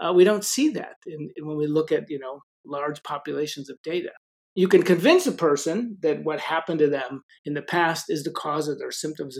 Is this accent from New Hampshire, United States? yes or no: no; Chicago, Illinois, United States; I grew up in Chicago